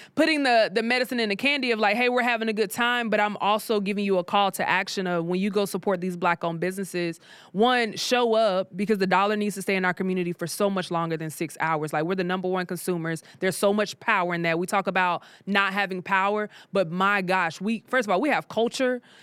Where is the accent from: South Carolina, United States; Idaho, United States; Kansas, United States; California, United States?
South Carolina, United States; moved away as an adult; now in Atlanta, United States; I'm from South Carolina.